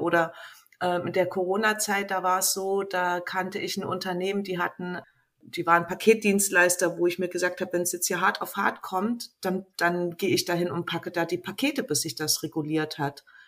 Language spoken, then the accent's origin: German; East Germany, Germany; ich bin halt in Ostdeutschland groß geworden